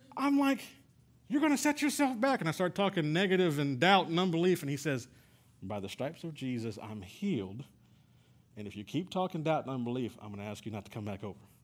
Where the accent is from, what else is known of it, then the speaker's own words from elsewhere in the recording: San Antonio, Texas, United States; we're from San Antonio